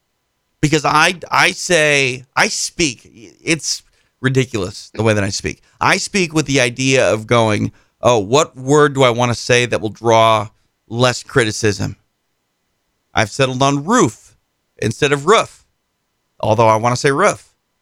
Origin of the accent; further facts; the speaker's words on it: United States; Maybe I'm just an American trying to teach a guy who lives in England English.